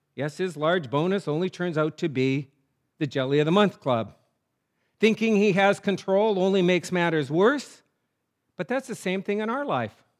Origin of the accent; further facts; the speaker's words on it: North Dakota, United States; moved away as an adult; also born or lived in New England; I grew up in North Dakota